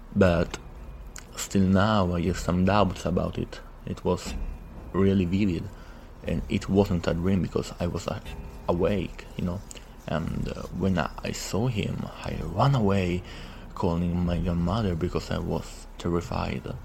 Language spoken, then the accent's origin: English; Italy; from Italy